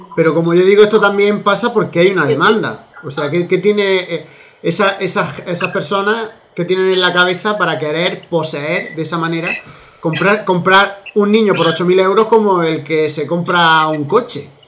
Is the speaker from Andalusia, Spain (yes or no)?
yes; Olula del Río, Andalusia, Spain; nosotros somos de Olula del Río